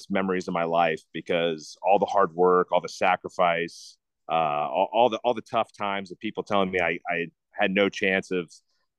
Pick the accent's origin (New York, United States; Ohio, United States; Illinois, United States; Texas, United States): Ohio, United States; Cincinnati; growing up in the Midwest in Cincinnati